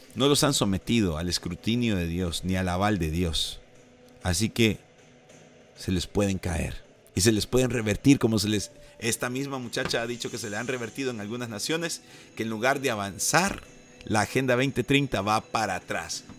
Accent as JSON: {"language": "Spanish", "country": "El Salvador", "said": "Eso anhelamos en El Salvador."}